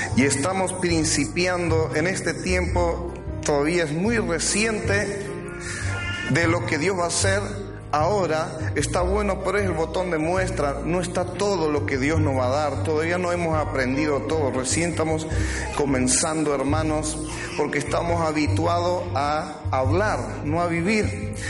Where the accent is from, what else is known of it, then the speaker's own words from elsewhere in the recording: Argentina; así somos los argentinos